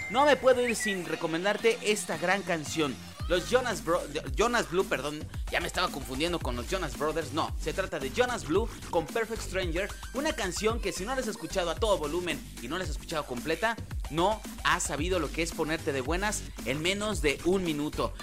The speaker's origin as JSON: {"language": "Spanish", "town": "Santa Ana del Conde", "region": "Guanajuato", "country": "Mexico", "tie": "born or raised there", "moved": "yes", "lives_now": "León, Mexico", "said": "Yo soy de Santana del Conde, si tú no lo sabías, yo soy de allá y me encantaba de niño ir a las posadas"}